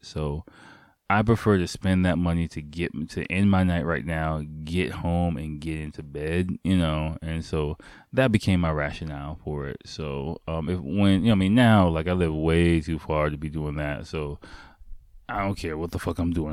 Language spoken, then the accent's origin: English; United States; me as an American